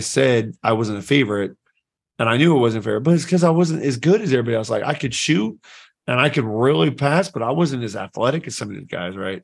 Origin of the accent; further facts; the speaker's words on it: Anderson, Indiana, United States; I grew up in Anderson, Indiana